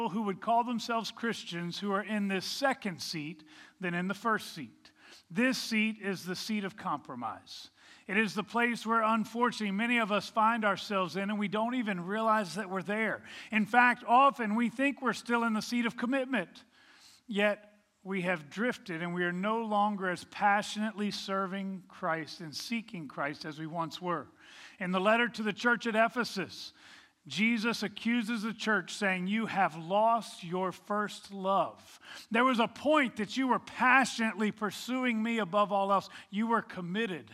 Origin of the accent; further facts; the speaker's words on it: Virginia, United States; moved away; I grew up in Virginia